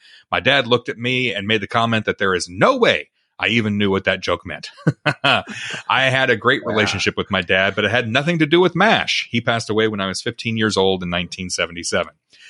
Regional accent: Connecticut, United States; I'm from Connecticut, too, just like your listener who asked the question. So maybe it was just a big story around here.

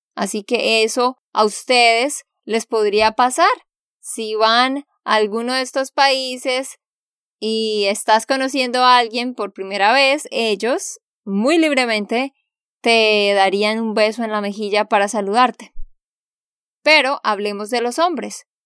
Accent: Santander, Colombia; de Santander, Colombia.

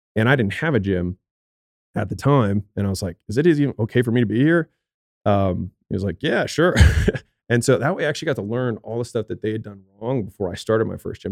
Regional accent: Baltimore, Maryland, United States; moved away; I'm from Baltimore

